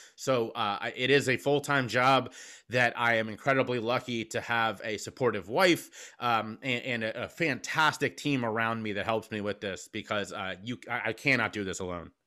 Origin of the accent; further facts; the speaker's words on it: Cincinnati, Ohio, United States; moved away as an adult; also born or lived in Charleston, South Carolina; now in Philadelphia, United States; I was born and raised in Cincinnati.